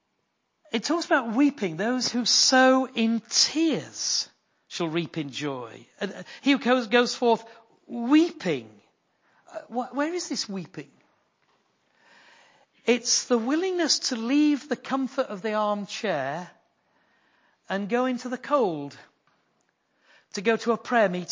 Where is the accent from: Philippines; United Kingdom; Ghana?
United Kingdom; Yorkshire and the Humber; I am a Yorkshireman.